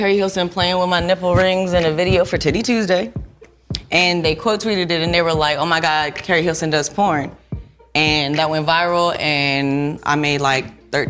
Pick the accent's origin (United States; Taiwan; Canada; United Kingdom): United States; California; born there; I was born in California, but I'm an Army brat.